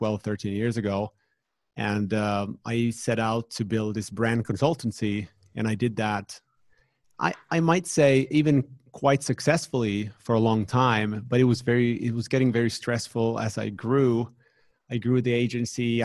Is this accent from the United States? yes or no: no; Finland; here in the Nordics, where I'm from Finland